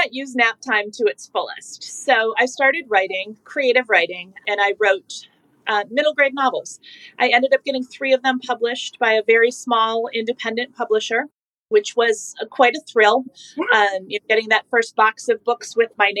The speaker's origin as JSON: {"language": "English", "region": "Michigan", "country": "United States", "tie": "born or raised there", "moved": "as an adult", "lives_now": "North Carolina, United States", "said": "I currently live in North Carolina, born and raised in Michigan"}